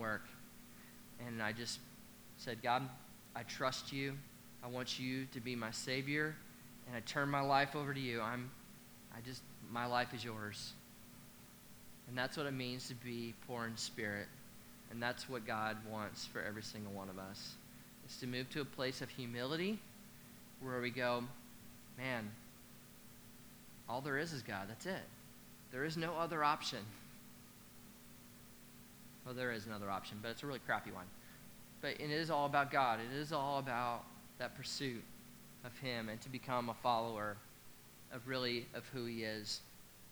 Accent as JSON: {"language": "English", "region": "Nebraska", "country": "United States", "said": "I'm actually from Nebraska"}